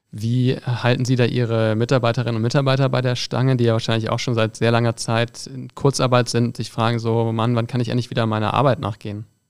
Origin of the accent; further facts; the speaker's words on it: Düsseldorf, North Rhine-Westphalia, Germany; ich bin Düsseldorfer